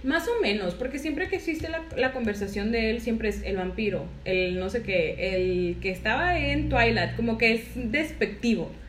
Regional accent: Monterrey, Nuevo León, Mexico; los que somos de acá de Monterrey

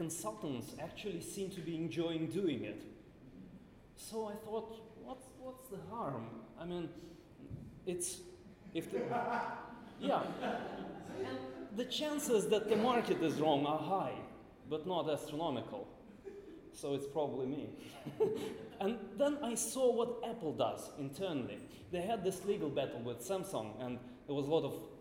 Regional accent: Moscow, Russia; I'm from Moscow

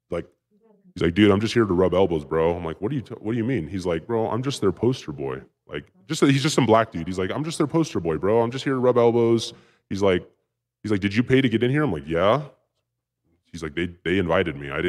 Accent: West Coast, United States; It was like because I grew up on the West Coast, it was like some West Coast kind of like grimy like uh, Lords of Dogtown shit.

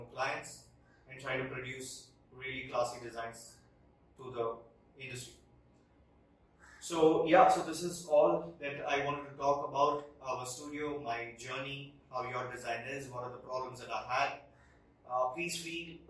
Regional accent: India; we as Indian designers

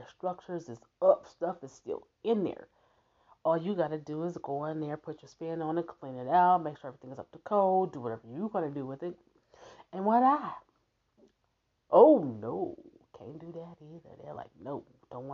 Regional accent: Omaha, Nebraska, United States; I'm from Omaha, Nebraska. I live in Omaha, Nebraska

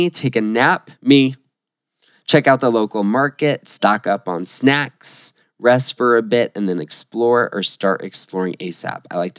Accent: Florida, United States; we're from Florida.

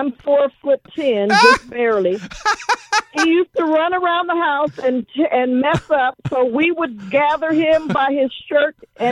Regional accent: Los Angeles, California, United States; I grew up in Watts

